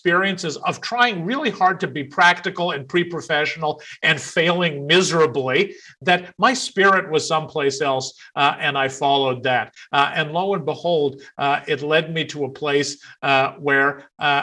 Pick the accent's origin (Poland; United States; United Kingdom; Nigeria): United States; Central Texas; was 7 or 8 years old growing up in Central Texas